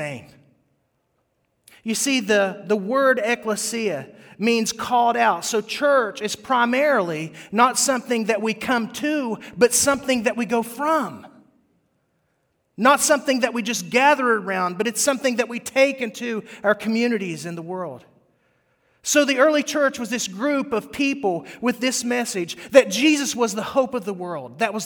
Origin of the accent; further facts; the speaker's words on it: West Virginia, United States; I grew up in West Virginia where there's rattlesnakes and copperheads.